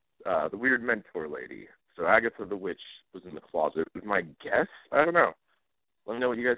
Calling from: California, United States

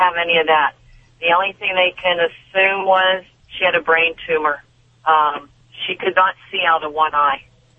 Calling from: Arcadia, California, United States; Arcadia, Pasadena area, California.

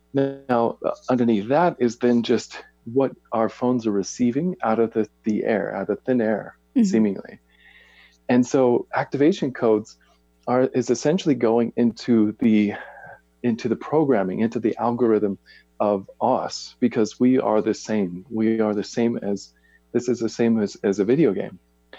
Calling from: Boise, Idaho, United States; I am in Boise, Idaho.

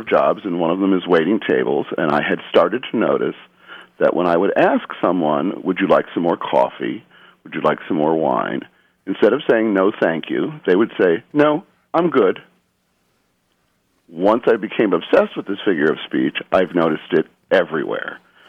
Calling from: Underhill, Vermont, United States; I'm calling from Underhill, Vermont.

